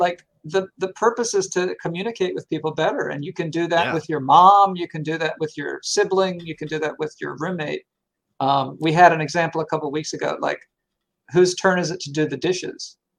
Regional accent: the South, United States; I'm from the South.

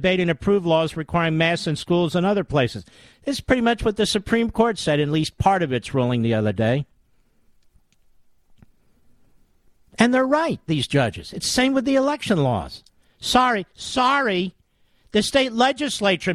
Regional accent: Pennsylvania, United States; I'm from Pennsylvania

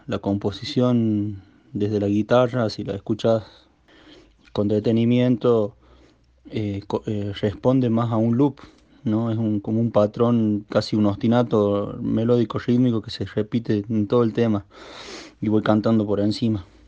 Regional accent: La Rioja, Argentina; el lugar de donde yo vengo

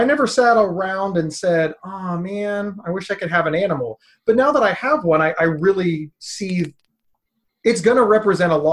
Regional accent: Ohio, United States; also born or lived in Pennsylvania; I was born in Pennsylvania and moved to Ohio at 2 years old

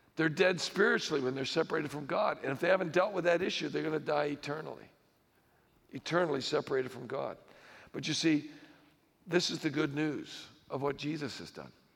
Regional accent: United States; I'm an American

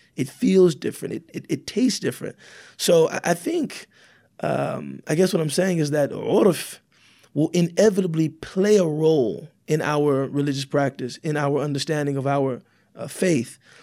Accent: United States; I'm African American

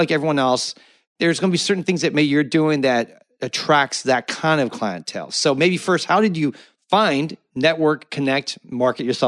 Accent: Cupertino, California, United States; I grew up in the Silicon Valley and Steve Jobs was the guy there. I mean, I lived in Cupertino

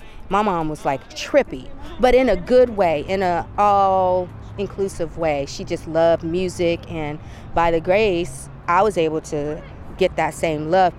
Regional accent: Flint, Michigan, United States; now in Bay Area, United States; And I'm an African American. I grew up on gospel. I grew up on R&B. I'm from Flint.

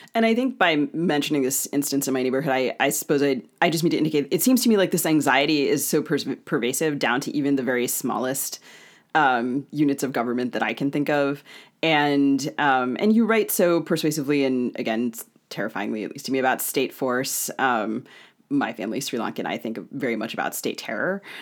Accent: Maryland, United States; I grew up in Maryland and spent a lot of my childhood visiting Civil War sites

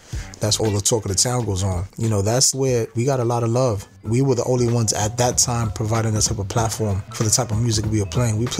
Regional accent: New York City, New York, United States; Was born and raised in the Lower East Side of Manhattan.

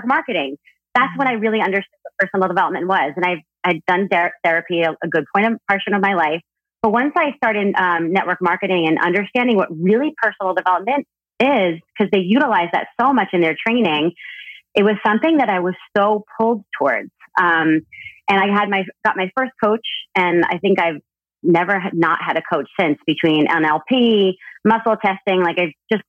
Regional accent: New Jersey, United States; moved away as an adult; also born or lived in California; I grew up in Jersey up north.

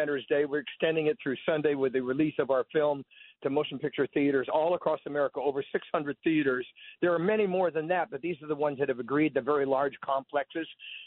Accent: California, United States; now in Nashville, United States; I'm originally from California

